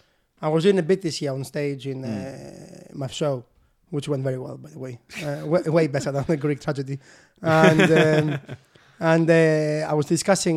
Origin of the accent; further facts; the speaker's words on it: United Kingdom; So I am British.